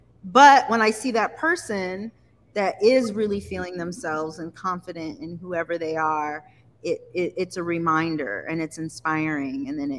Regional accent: Jamaica; I put some mesh on it because I am Jamaican, and you know we love it.

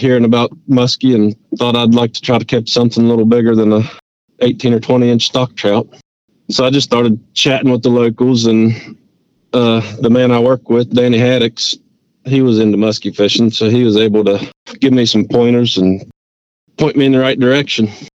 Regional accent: Richwood, West Virginia, United States; deeper in the mountains where I grew up in Richwood

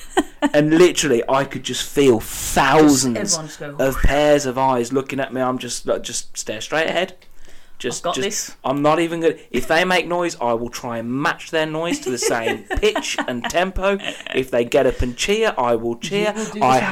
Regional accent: outskirts of Birmingham, West Midlands, United Kingdom; I say I'm from Birmingham. I'm not from Birmingham. I'm from the outskirts of Birmingham.

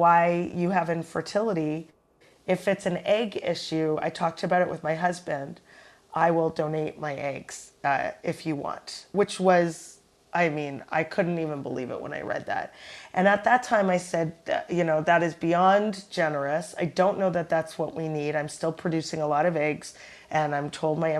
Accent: Toronto, Ontario, Canada; now in New York, United States; we're both from Toronto, Canada, and strangely, we both live in the United States, in neighboring states.

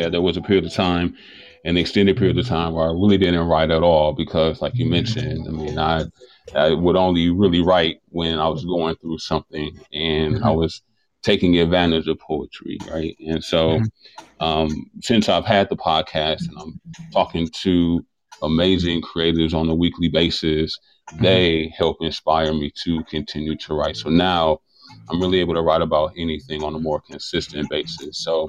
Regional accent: Milwaukee, Wisconsin, United States; You know, I think Milwaukee gets a bad rep. We're in Wisconsin, or I'm in Wisconsin.

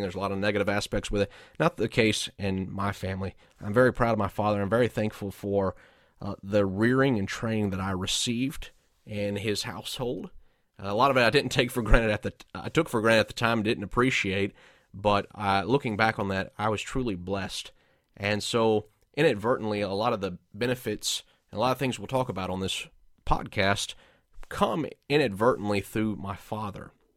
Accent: Georgia, United States; moved away as an adult; also born or lived in Arlington, Texas / McAlester, Oklahoma; now in Indianapolis, United States; I grew up in Georgia

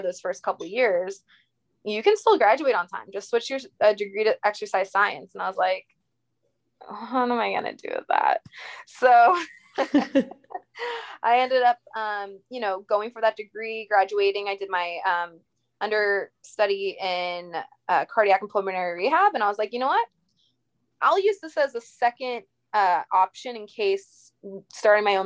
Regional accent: Indiana, United States; moved away as an adult; also born or lived in Long Island, New York; now in Tampa, United States; I'm originally from Long Island, New York, lived in Indiana, grew up there since I was 5

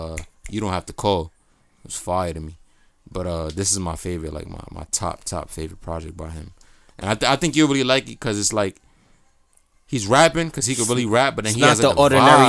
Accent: New York, United States; I'm from New York, nigga.

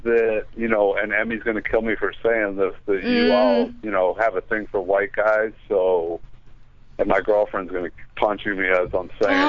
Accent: Philadelphia, Pennsylvania, United States; now in Miami, United States; I'm from Philadelphia, but I live in Miami.

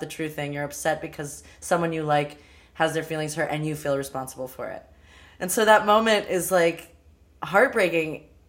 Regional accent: Los Angeles, California, United States; I'm from Los Angeles

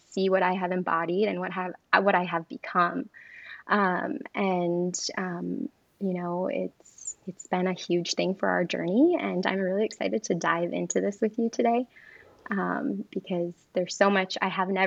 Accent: Michigan, United States; moved away as an adult; I'm from Michigan.

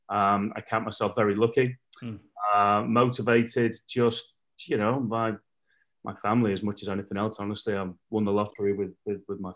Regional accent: Liverpool, North West England, United Kingdom; moved away as an adult; also born or lived in Spain; now in Los Angeles, United States; I'm originally from Liverpool, England.

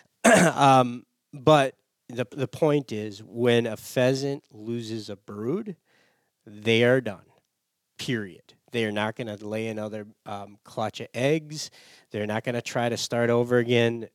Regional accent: Michigan, United States; moved away as an adult; I grew up in Michigan.

